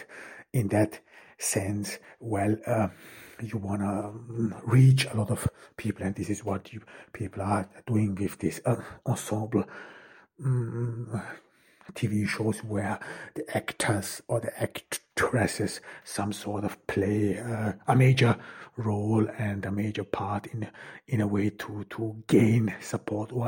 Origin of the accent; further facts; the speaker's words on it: Ordu, Turkey; I'm here in Turkey, in Ordu, in my hometown